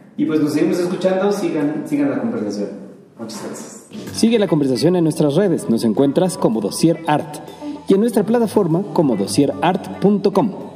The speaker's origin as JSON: {"language": "Spanish", "region": "Mexico City", "country": "Mexico", "said": "yo como chilango, este, enraizado y de hueso colorado de esta ciudad"}